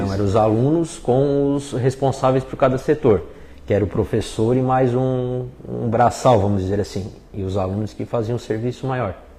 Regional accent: Lauro Müller, Santa Catarina, Brazil; also born or lived in Criciúma; eu digo que sou natural de Lauro Miller, mas o nascimento foi em Criciúma

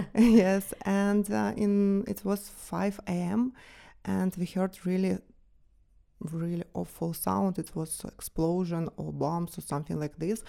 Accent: Kyiv, Ukraine; moved away as an adult; now in Switzerland; I was born in Kyiv, Ukraine. I grew up there

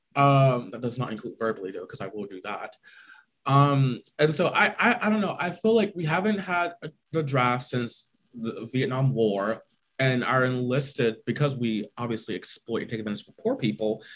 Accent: United States; our freedoms as Americans

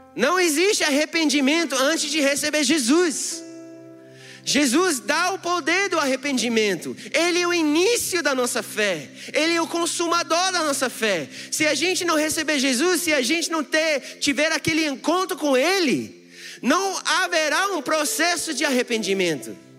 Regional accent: United States; Portuguese is a second language; also born or lived in Brazil; now in Brasília, Brazil; Eu sou americano

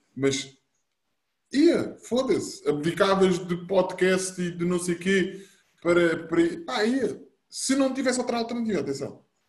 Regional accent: Bobadela, Lisbon, Portugal; nós sempre fomos nascidos e criados na Bobadela

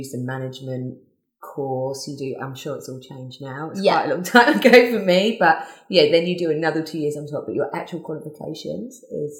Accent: England, United Kingdom; moved away as an adult; now in Australia; I'm English, so I started young when I was in England.

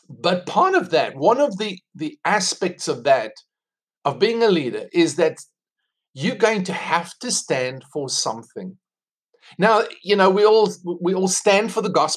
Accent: South Africa; accent: South African; moved away as an adult; now in United States; I'm South African. That's why I have this accent. I don't have American accent. Came to America 2 years ago

